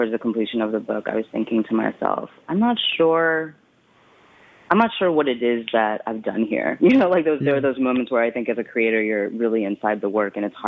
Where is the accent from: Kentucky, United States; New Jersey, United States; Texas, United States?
Texas, United States; West; moved away; also born or lived in Brooklyn, New York / Ann Arbor, Michigan; I was born in Brooklyn, and I grew up in West Texas